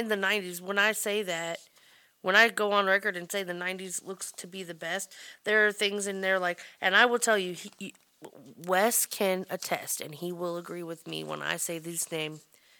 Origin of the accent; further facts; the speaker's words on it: Atlanta, Georgia, United States; I grew up in Metro Atlanta.